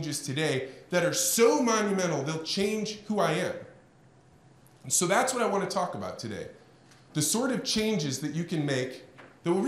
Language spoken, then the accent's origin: English; Eureka, Illinois, United States; I am from Eureka, Illinois